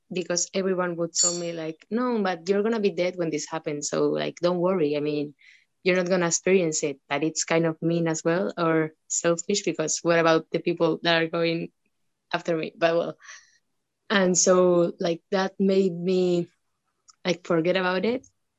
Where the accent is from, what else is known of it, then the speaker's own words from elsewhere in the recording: San Sebastián, Basque Country, Spain; also born or lived in Burgos; I was born in Donostia, but I would go to a village in Burgos that didn't have any electricity.